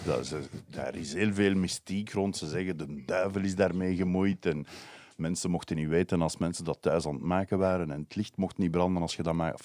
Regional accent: Brussels, Brussels-Capital Region, Belgium; ik kom uit Brussel

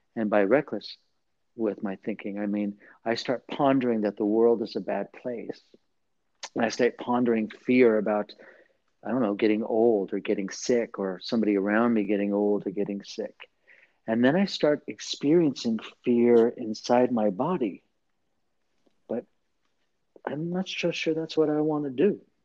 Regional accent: Southern California, United States; the culture where I was raised in Southern California, in in a Catholic, mostly Latino barrio kind of community

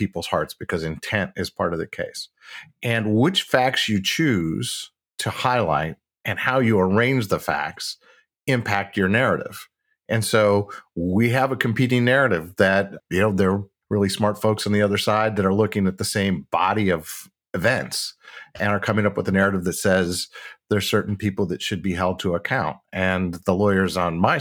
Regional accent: Midwest, United States; I'm from the Midwest

